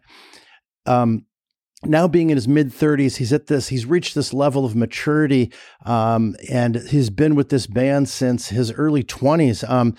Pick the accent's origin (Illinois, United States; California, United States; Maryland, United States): California, United States; Los Angeles; I grew up in LA. I grew up in Sherman Oaks.